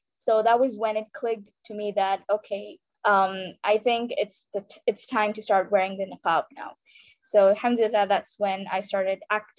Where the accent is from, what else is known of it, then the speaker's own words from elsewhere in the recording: Saudi Arabia; now in India; So to begin with, I was born and raised in Saudi Arabia. So, but I'm originally from India. Then I moved back here to India to complete my further education.